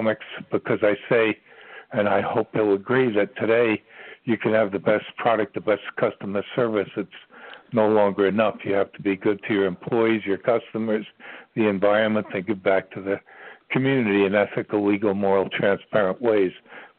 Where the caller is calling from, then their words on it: Ashland, Virginia, United States; I'm calling from the center of the universe. That's what they call Ashland, Virginia, believe it or not.